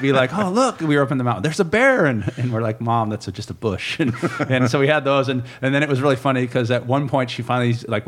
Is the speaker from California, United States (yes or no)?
yes; San Diego, California, United States; I grew up here down in San Diego